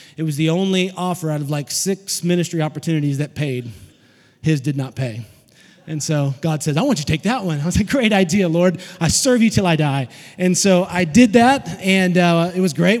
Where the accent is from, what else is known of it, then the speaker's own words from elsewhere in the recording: Fort Smith, Arkansas, United States; also born or lived in Alma, Arkansas / Van Buren, Arkansas; now in Chattanooga, United States; Fort Smith, Arkansas was where I was born in a garage apartment